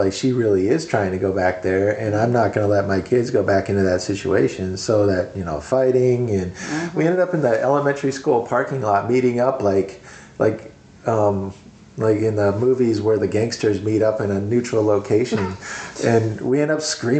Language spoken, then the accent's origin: English; Minnesota, United States; now in Missouri, United States; I wanted to go back to the Midwest because I'm from Minnesota, but I didn't want to go back to the winters.